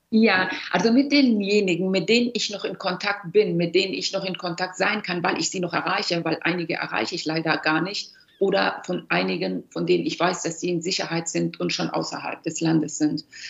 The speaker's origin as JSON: {"language": "German", "region": "Kabul", "country": "Afghanistan", "tie": "born or raised there", "moved": "yes", "lives_now": "Germany", "said": "gelebt und aufgewachsen bin ich in erster Linie in Kabul."}